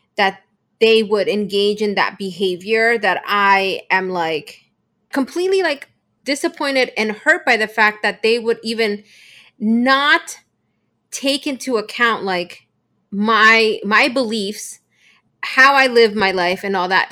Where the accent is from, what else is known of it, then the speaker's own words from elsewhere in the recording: Bolivia; I come from Bolivia, um, and our culture is much more traditional